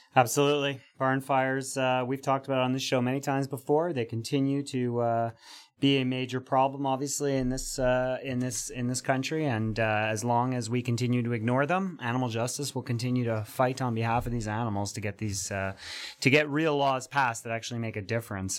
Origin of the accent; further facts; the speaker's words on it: Montreal, Quebec, Canada; accent: Montreal; that's my Montreal accent coming through